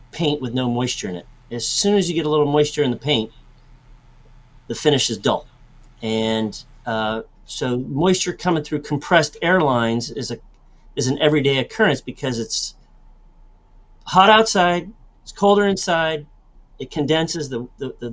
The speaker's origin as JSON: {"language": "English", "town": "San Francisco", "region": "California", "country": "United States", "tie": "born or raised there", "said": "I grew up in San Francisco, right above the San Francisco airport"}